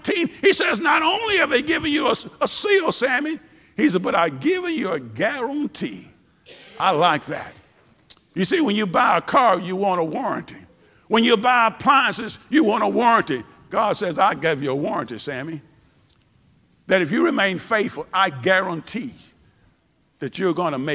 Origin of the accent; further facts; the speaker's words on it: Tupelo, Mississippi, United States; Back when I was young, growing up in Tupelo, Mississippi